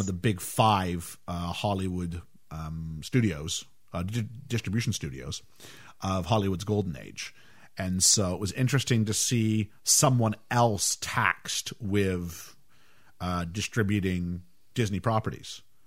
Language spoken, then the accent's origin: English; Canada; growing up in Canada